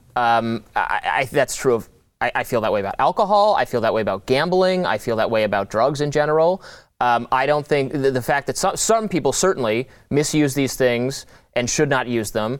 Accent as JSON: {"language": "English", "town": "Detroit", "region": "Michigan", "country": "United States", "tie": "born or raised there", "moved": "yes", "lives_now": "Washington, D.C., United States", "said": "went back to my hometown, it, it, the suburbs of Detroit"}